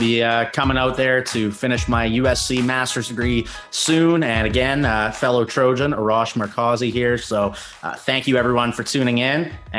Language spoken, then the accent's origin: English; Canada; especially me growing up in Canada as a Lakers fan, having flown out to see the Lakers, including Kobe's last game.